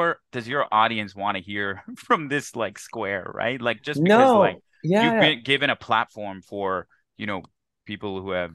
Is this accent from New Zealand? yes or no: no; Canada; moved away as an adult; also born or lived in Houston, United States; I've returned from 6 years in like the heat of Houston to now coming back to my home country of Canada.